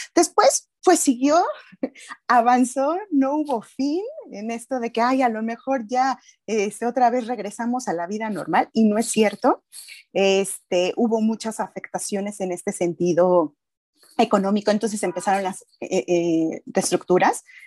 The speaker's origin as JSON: {"language": "Spanish", "country": "Mexico", "said": "pagamos todos los mexicanos"}